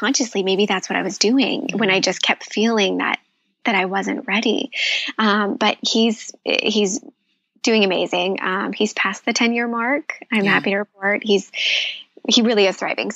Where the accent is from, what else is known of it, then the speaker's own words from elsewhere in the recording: Midwest, United States; I grew up in the Midwest.